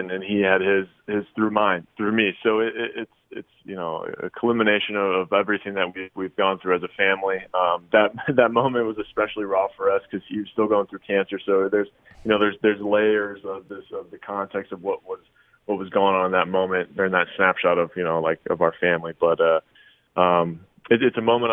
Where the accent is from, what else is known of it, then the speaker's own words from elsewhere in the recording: San Diego, California, United States; I grew up in San Diego